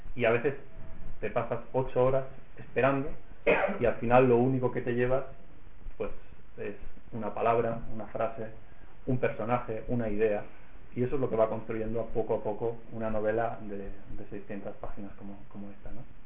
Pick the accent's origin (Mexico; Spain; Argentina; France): Spain; Reus, Catalonia; en Reus, que es mi ciudad natal